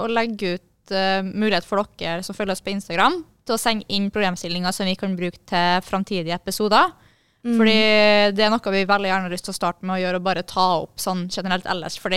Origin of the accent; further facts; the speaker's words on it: Bergen, Vestland, Norway; Bergen. Jeg er fra Bergen.